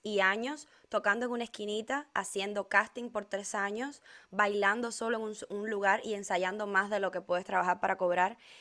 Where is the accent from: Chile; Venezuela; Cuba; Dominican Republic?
Cuba; La primera vez que yo salí de Cuba fue a Argentina